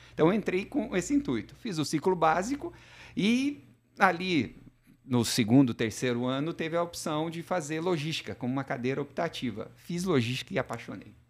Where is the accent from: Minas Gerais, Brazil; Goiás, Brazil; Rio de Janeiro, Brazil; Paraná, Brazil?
Minas Gerais, Brazil; southern; moved away; sou mineiro do sul de Minas